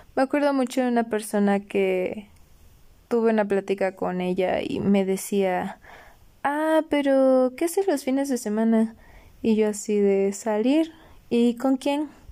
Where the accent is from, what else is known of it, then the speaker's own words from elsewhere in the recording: Orizaba, Veracruz, Mexico; moved away as an adult; also born or lived in Toluca; yo soy de Orizaba, Veracruz y pues para estudiar mi carrera me vine a vivir a Toluca